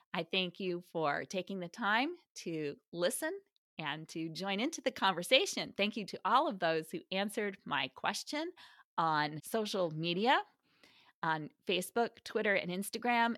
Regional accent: Midwest, United States; as a Midwesterner familiar with Southwest Michigan

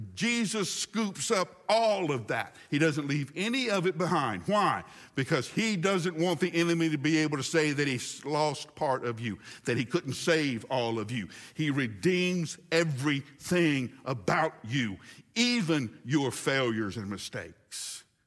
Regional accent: Huntsville, Alabama, United States; moved away as an adult; my hometown by an evening where seven tornadoes, count them, one, two, three, four, five, six, seven tornadoes hit Huntsville, Alabama

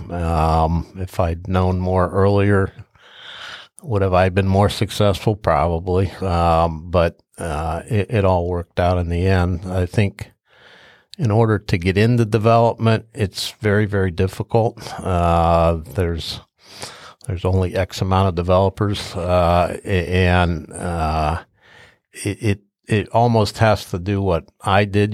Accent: Upper Arlington, Ohio, United States; I grew up in Arlington. I graduate, uh, I graduated from Arlington

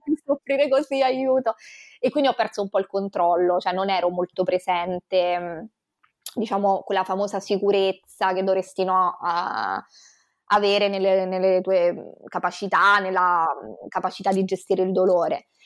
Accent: Rome, Lazio, Italy; moved away as an adult; now in Venice, Italy; vivo a Venezia anche se mm, io sono romana di nascita, vivo a Venezia da 5 anni

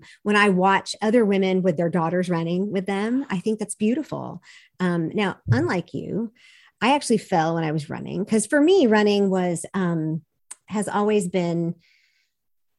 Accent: the South, United States; I'm from Southern evangelical culture

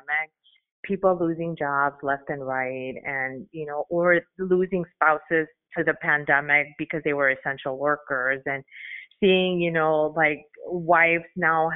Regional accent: Chicago, Illinois, United States; first language Spanish; English is a second language; Chicago's my hometown

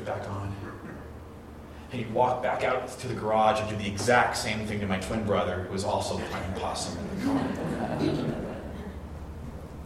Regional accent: Orange County, California, United States; When I was little, we grew up in the Orange County area of California

